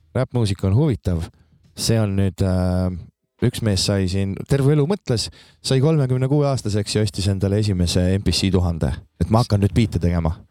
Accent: Maardu, Harju County, Estonia; moved away as an adult; also born or lived in Viljandi / Tallinn / Võru; olen selles mõttes pärit sellisest eeslinnast, Tallinna nagu eeslinnast väiksemast ja Laagest. no Maardu. siis seal, seal ma kasvasin

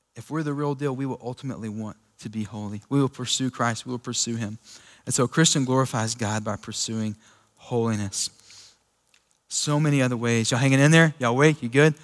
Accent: Sweetwater, United States; me growing up in Sweetwater

